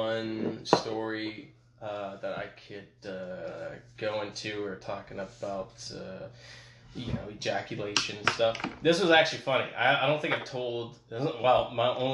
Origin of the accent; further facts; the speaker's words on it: Azusa, California, United States; I grew up in Azusa